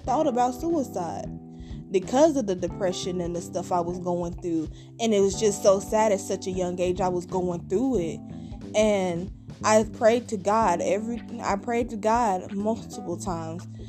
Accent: Kansas City, Missouri, United States; also born or lived in Independence, Missouri; I was born and raised in Kansas City, Missouri

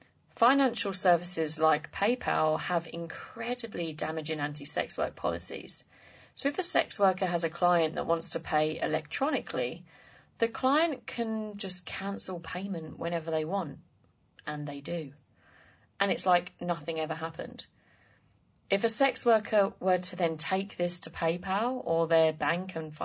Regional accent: Essex, East of England, United Kingdom; I'm English, yeah. Where from? Yeah. I'm from Essex.

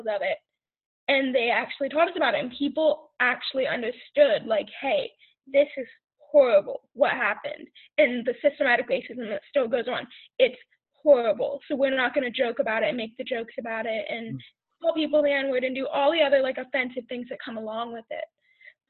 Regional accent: New Jersey, United States; moved away; I'm from New Jersey.

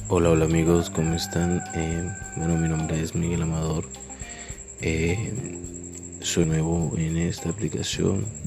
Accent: Caribbean coast, Colombia; accent: costeño; por mi acento soy de Colombia, más específicamente la costa

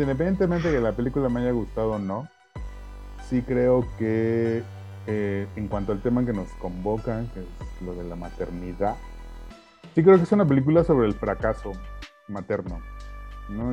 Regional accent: Mexico; como mexicanos

